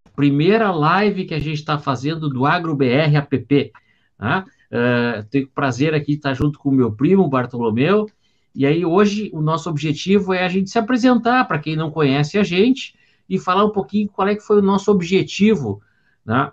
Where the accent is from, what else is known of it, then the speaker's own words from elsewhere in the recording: Porto Alegre, Rio Grande do Sul, Brazil; eu sou de Porto Alegre